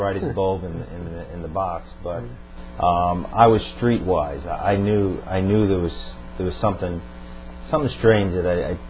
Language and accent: English; Long Island, New York, United States; Right, Long Island. Well, I'm from an Irish Catholic family, second generation, and both my parents took me to Catholic Church to Mass every Sunday until the age of about 16